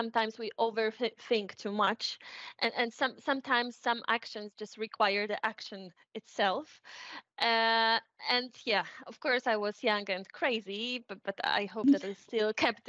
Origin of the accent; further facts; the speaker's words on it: Poland; moved away; also born or lived in Warsaw; I'm from Poland, lived in that times in Warsaw